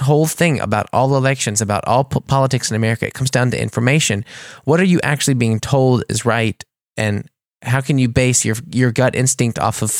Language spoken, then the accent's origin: English; United States; now in Germany; And I'm saying this because I am American, but this was something I didn't realize until I came here